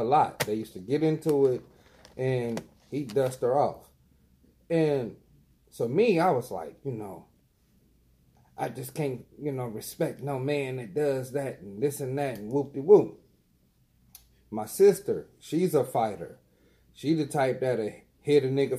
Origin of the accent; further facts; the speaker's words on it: Dayton, Ohio, United States; I'm from Dayton